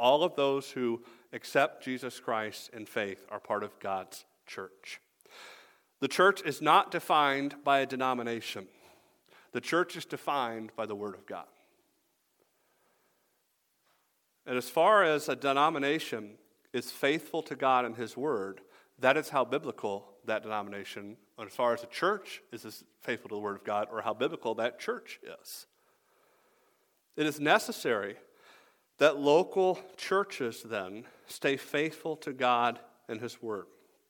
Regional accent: the South, United States; I told you, I'm from the South, right?

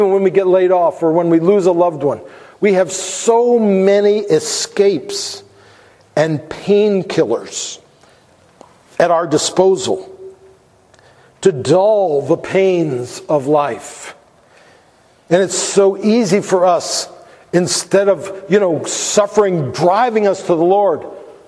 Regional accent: United States; we have as American Christians

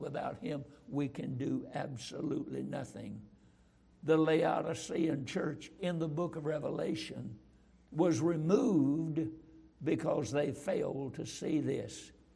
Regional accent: Roxboro, North Carolina, United States; I was raised in Roxboro, North Carolina

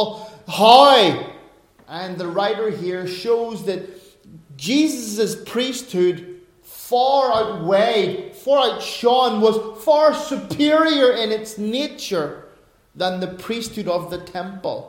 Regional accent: Northern Ireland, United Kingdom; As an Irishman, as a Northern Irishman, as a Northern Irish Protestant

